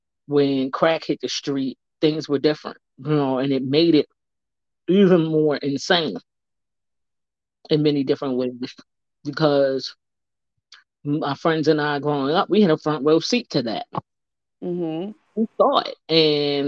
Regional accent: Baltimore, Maryland, United States; I'm originally born and raised in Baltimore City

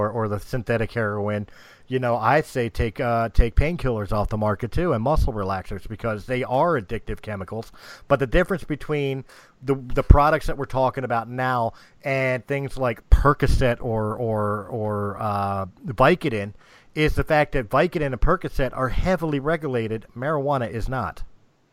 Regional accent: United States; I'm from the United States

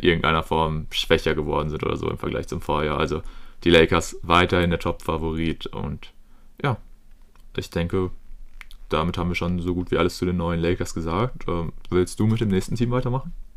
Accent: Germany; als Deutscher

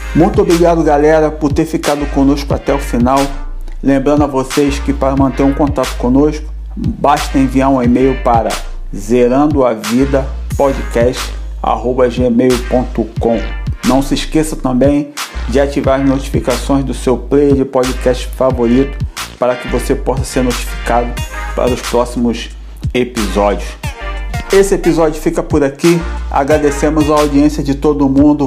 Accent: Rio de Janeiro, Brazil; now in Canada; Eu venho do Rio, então eu morava em Santa Cruz, Rio de Janeiro.

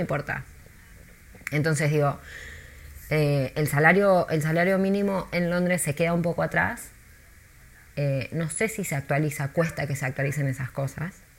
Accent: Buenos Aires, Argentina; moved away as an adult; also born or lived in New York, United States / Mexico City, Mexico; now in London, United Kingdom; yo soy de Buenos Aires

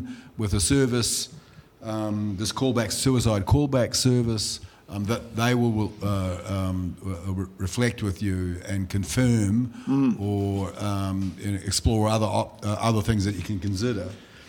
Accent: New Zealand; first language Limburgish; English is a second language; now in Blue Mountains, Australia; I've seen so much growing up in New Zealand

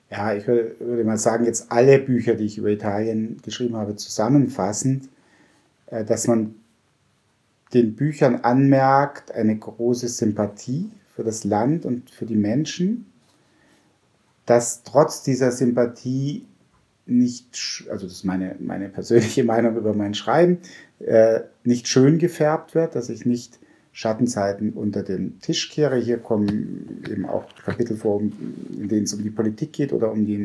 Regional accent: Tutzing, Bavaria, Germany; Da, in meiner Zeit gab es in Tutzing, wo ich herkomme, noch keine Eisdiele, wie ich ein kleiner Bub war.

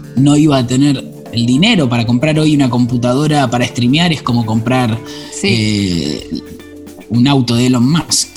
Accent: Buenos Aires, Argentina; Soy de Belgrano, nacido, criado. Y vivo hoy en Belgrano.

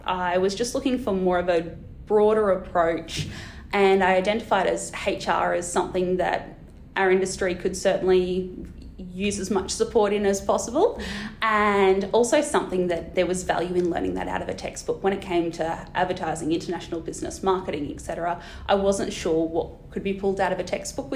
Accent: Australia; I'm this random from Australia

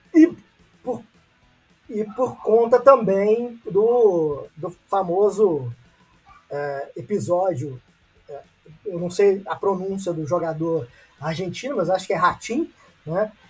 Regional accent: Brazil; enquanto brasileiros

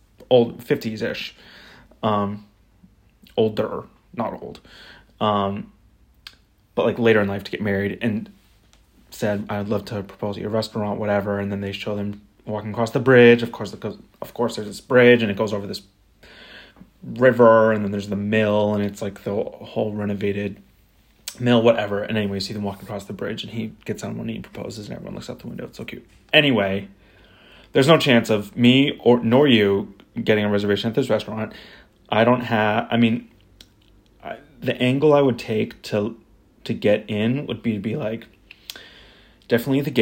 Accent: Topsham, Maine, United States; I'm from Topson, Maine, which is a small town-ish.

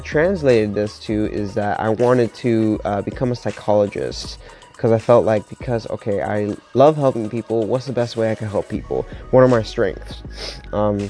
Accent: Miami, Florida, United States; moved away as an adult; now in Pittsburgh, United States; I'm from Miami, Florida

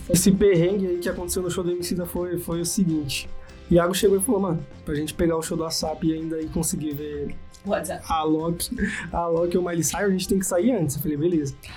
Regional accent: Brazil; a gente é brazuca

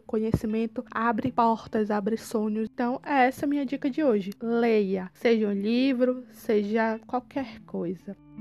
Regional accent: Belém, Pará, Brazil; sou de Belém do Pará

